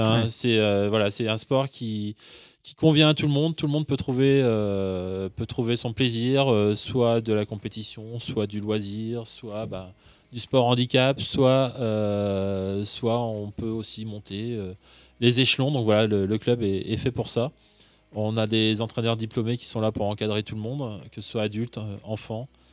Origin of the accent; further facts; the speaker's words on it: Brittany, France; moved away; je suis breton